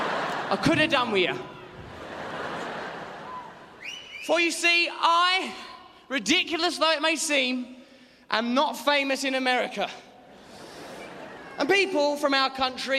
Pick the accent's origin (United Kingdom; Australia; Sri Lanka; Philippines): United Kingdom; England; I am an English gentleman